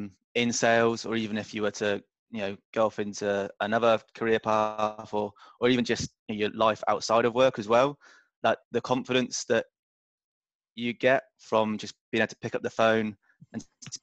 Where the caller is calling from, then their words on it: Sydney, New South Wales, Australia; moved away as an adult; I'm calling in from Sydney, Australia.